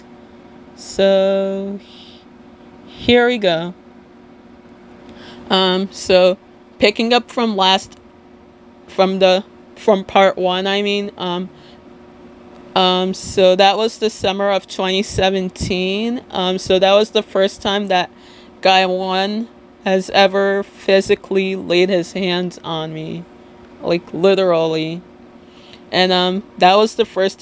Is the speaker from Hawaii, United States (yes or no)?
no; Little Ferry, New Jersey, United States